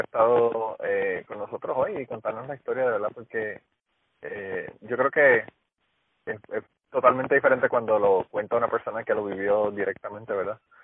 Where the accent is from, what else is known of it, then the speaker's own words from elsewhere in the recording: Utuado, Puerto Rico; Utuado, que es donde yo vivía, yo soy de Utuado